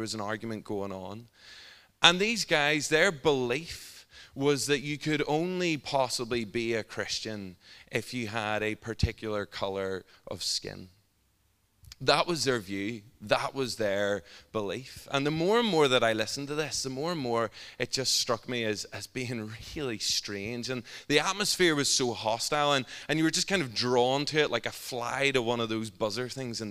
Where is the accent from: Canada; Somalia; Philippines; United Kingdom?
United Kingdom; Northern Ireland; I'm from Northern Ireland